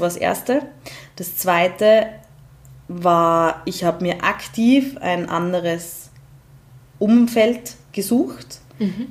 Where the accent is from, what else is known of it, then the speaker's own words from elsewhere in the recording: Graz, Styria, Austria; komme ich aus Graz